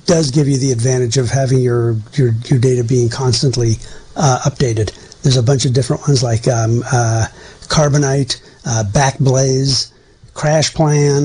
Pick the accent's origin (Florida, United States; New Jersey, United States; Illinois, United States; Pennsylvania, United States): Pennsylvania, United States; Western; moved away; I'm from Western Pennsylvania.